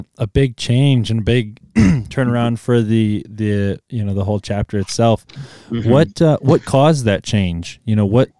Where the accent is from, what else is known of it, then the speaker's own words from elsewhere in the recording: Milwaukee, Wisconsin, United States; I grew up in Wisconsin and Milwaukee